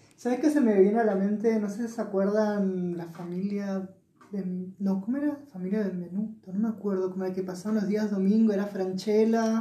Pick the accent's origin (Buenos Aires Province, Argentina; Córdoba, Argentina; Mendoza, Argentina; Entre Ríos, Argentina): Mendoza, Argentina; moved away as an adult; also born or lived in Buenos Aires; con 18 años me fui de acá, nací acá en Mendoza y me fui a Buenos Aires con una beca a estudiar